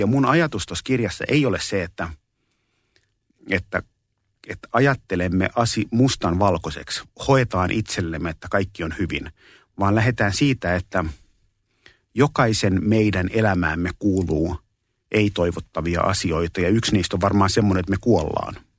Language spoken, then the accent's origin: Finnish; Espoo, Uusimaa, Finland; also born or lived in Kallio, Helsinki; Mä oon syntynyt 67, vuonna 67 Kalliossa ja mä oon asunut kuusivuotiaaksi asti Kalliossa. Ja sen jälkeen mä oon, mulla oli sen kymmenen vuoden syrjähyppy Espooseen